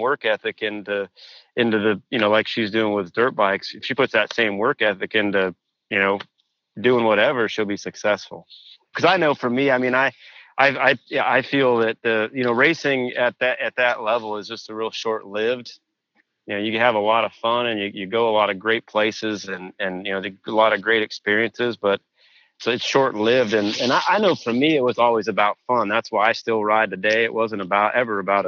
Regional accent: Washington, United States; moved away as an adult; also born or lived in Pennsylvania; I grew up in Washington, like as a local A and pro rider

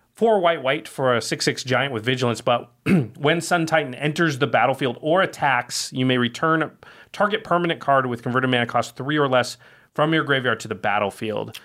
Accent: Oregon, United States; now in Los Angeles, United States; I'm from Oregon, and I'm sick of rain from having grown up there

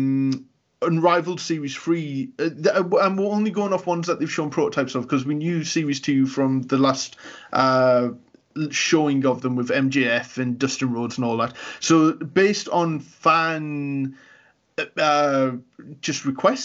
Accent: Newcastle upon Tyne, North East England, United Kingdom; we are from Newcastle as well.

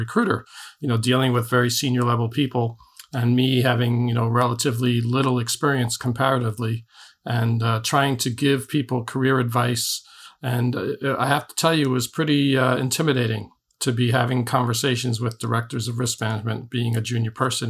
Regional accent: New York City, New York, United States; accent: Brooklyn; now in New Jersey, United States; I'm originally from Brooklyn

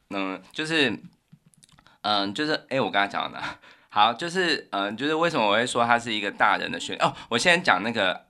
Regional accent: Taiwan; 我们台湾人就是在我们这个小时候会有的

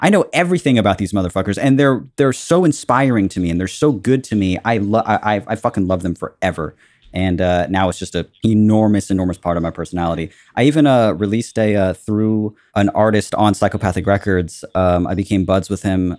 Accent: Southern California, United States; also born or lived in Cabo San Lucas, Mexico / La Paz, Mexico / Washington State, United States; I've been in Southern California my whole life

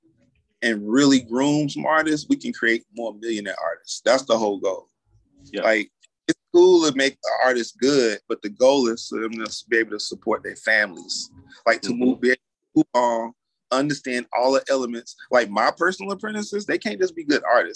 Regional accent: Asheville, North Carolina, United States; born or raised there; now in Atlanta, United States

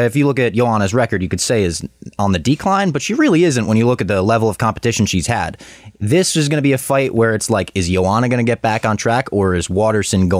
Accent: New Jersey, United States; I'm born and raised in New Jersey

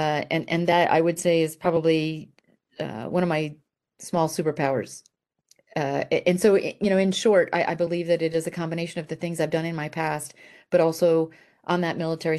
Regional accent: Italy; I grew up in Italy as a military brat, and probably emphasis on the B for brat in my case

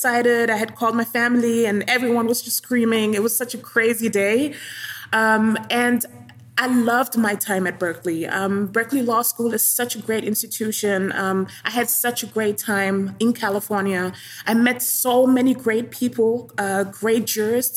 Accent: Germany; moved away as an adult; now in New York City, United States; When I grew up in Germany, at that time when I was a child

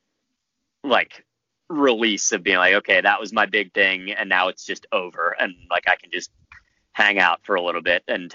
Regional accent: Rochester, New York, United States; So I was born in upstate New York. I was born in Rochester.

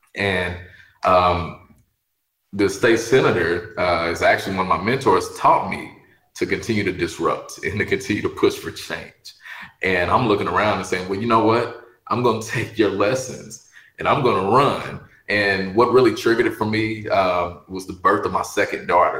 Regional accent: Louisville, Kentucky, United States; I'm from the west end of Louisville.

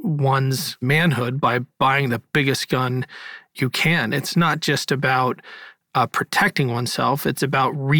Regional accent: Ohio, United States; my home state, Ohio

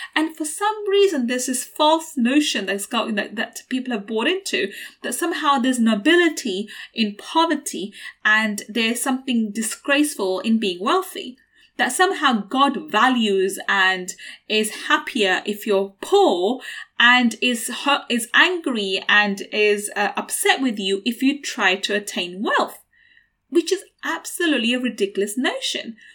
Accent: London, United Kingdom; I grew up in East London, in a council estate in East London, and I went to a state school

